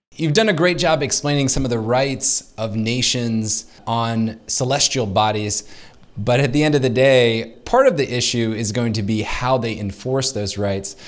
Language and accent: English; United States